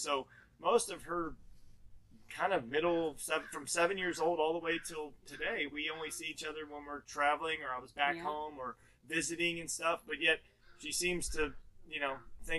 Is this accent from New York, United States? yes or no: no; Maryland, United States; I'm from Maryland.